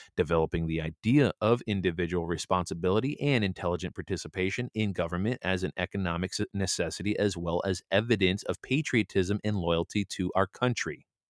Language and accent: English; United States; I'm just a American man